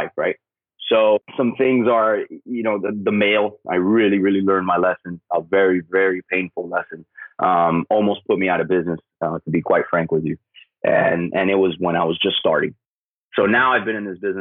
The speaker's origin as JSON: {"language": "English", "town": "Miami", "region": "Florida", "country": "United States", "said": "I'm originally from Miami"}